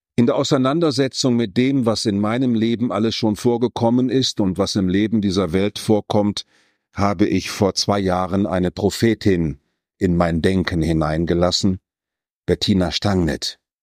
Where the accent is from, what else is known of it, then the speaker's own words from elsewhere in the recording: North Rhine-Westphalia, Germany; Ich komme aus dem Westfälischen